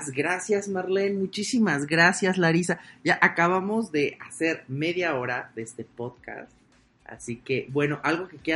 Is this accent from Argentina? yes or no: no; Mexico; voy como turista mexicano